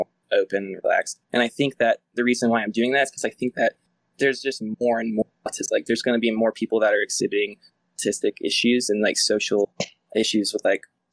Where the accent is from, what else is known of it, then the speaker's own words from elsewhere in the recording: Alabama, United States; I grew up in Alabama